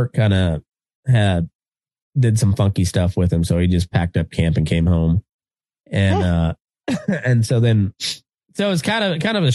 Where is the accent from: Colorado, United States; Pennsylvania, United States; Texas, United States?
Colorado, United States; Walsh; moved away as an adult; now in Nevada, United States; I grew up in Colorado